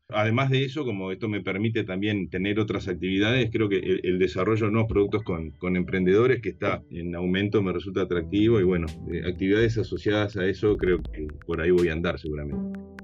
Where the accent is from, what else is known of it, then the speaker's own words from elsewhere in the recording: Uruguay; yo soy de Uruguay, vivo en Montevideo